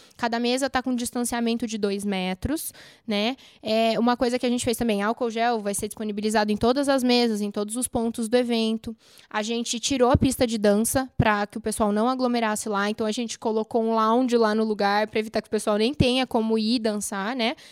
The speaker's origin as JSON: {"language": "Portuguese", "country": "Brazil", "said": "como bons brasileiros"}